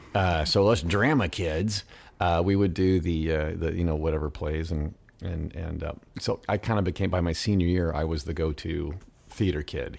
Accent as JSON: {"language": "English", "region": "Midwest", "country": "United States", "tie": "born or raised there", "said": "growing up in the Midwest"}